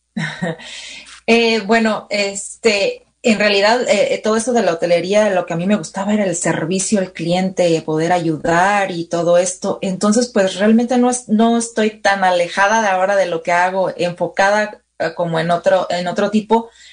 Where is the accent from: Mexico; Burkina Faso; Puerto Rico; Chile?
Mexico; also born or lived in San Francisco; now in Sonoma County, United States; venimos de México